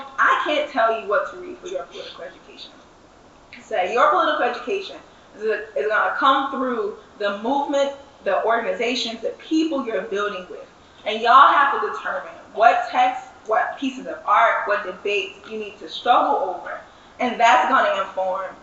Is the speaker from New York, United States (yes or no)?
no; St. Louis, Missouri, United States; I'm from St. Louis